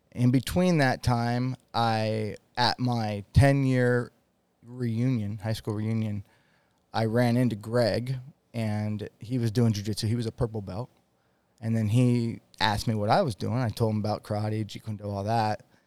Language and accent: English; Washington, United States; moved away as an adult; now in Utah, United States; I live in Utah. I grew up in Washington State